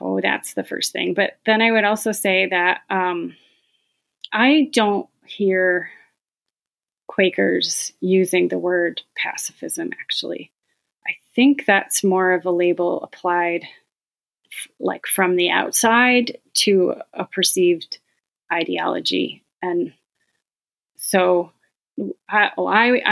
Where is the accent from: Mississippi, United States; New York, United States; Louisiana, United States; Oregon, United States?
New York, United States; Auburn; I was born into a very Roman Catholic family in Auburn, New York, about an hour from here.